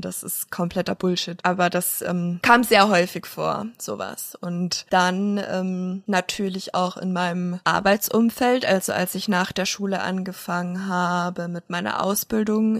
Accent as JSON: {"language": "German", "town": "Munich", "region": "Bavaria", "country": "Germany", "also_born_or_lived": "Wasserburg", "said": "ich komme aus München, dann komme ich daher"}